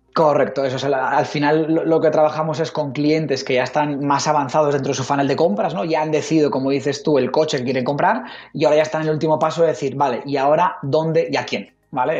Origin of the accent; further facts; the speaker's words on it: Logroño, La Rioja, Spain; also born or lived in Zaragoza; Riojanito convencido. Nací aquí en, en, en Logroño y aquí, vamos a, a, a morir aquí por, por, por Logroño